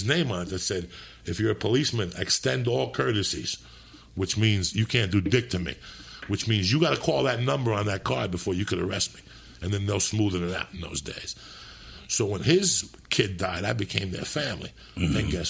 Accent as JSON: {"language": "English", "country": "Cuba", "second_language": "English", "moved": "yes", "lives_now": "United States", "said": "because you taught me how to speak English. When I came from Cuba, I would watch Dick Van Dyke."}